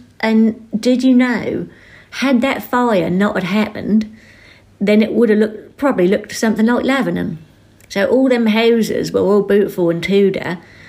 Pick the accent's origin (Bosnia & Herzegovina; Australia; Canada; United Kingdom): United Kingdom; West Suffolk, East of England; he knew instantly that I was from West Suffolk